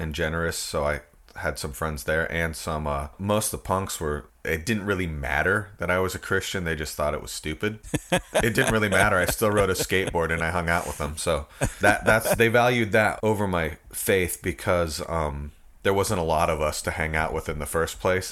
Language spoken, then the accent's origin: English; Port Angeles, Washington, United States; I was born and raised in Port Angeles, Washington